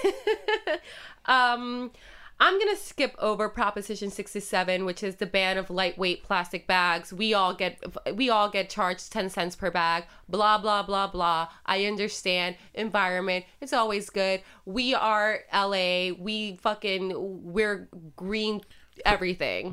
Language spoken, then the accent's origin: English; Puerto Rico; first language Spanish; English is a second language; moved away; growing up in Puerto Rico, I was buying cigarettes when I was fourteen